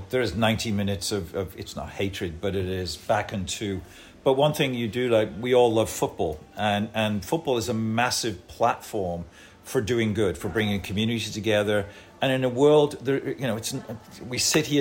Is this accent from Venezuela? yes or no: no; Liverpool, North West England, United Kingdom